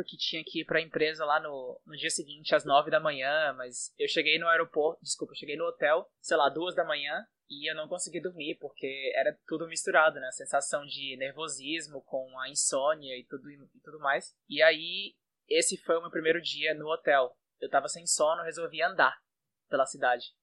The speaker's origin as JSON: {"language": "Portuguese", "town": "Fortaleza", "region": "Ceará", "country": "Brazil", "first_language": "Portuguese", "moved": "as an adult", "lives_now": "Istanbul, Turkey", "said": "eu sou do, do Ceará, sou de Fortaleza. E já moro fora do Brasil há mais ou menos quatro anos."}